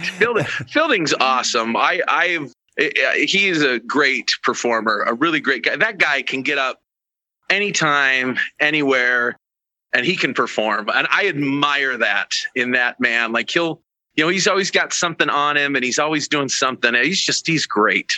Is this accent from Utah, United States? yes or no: yes; Ogden, Utah, United States; And that's where I'm also from. I'm also from Ogden, Utah